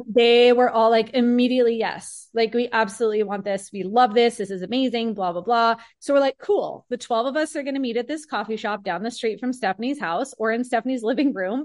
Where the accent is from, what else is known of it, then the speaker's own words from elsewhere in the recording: Peoria, Arizona, United States; I have been born and raised in Peoria, which is a city that I still live in now